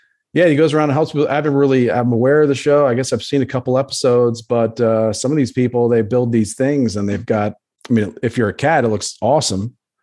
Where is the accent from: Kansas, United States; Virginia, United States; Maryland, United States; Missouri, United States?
Maryland, United States; moved away as an adult; also born or lived in Florida; now in Dallas, United States; I didn't grow up there. I moved there when I was like in my 20s.